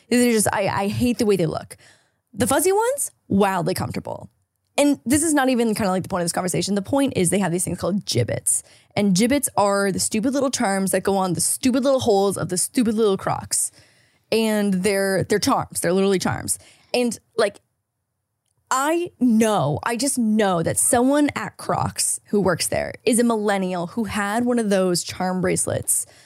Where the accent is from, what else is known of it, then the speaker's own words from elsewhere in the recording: Canada; now in United States; as a Canadian visa holder